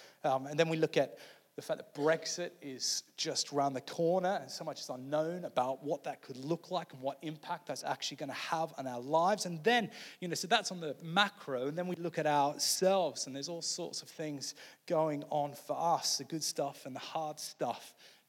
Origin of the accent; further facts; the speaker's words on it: Australia; now in United States; So I grew up in Australia, as some of you know. You probably can't hear it in my accent anymore.